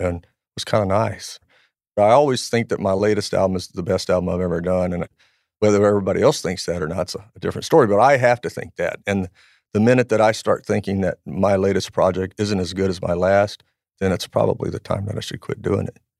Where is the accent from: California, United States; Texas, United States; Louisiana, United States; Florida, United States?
Louisiana, United States; I grew up in Louisiana